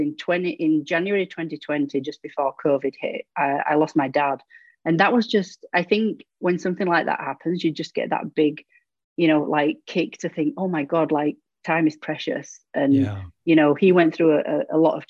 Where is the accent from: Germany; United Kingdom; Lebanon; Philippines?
United Kingdom; England; accent: British; moved away as an adult; now in Ontario, Canada; I'm originally from England in the UK, both myself and my husband. We moved to Canada 11 years ago